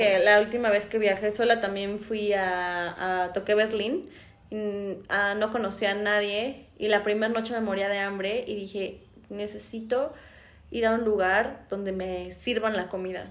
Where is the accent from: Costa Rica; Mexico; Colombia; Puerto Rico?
Mexico; aquí en México a los que yo no me metería ni siquiera siendo mexicana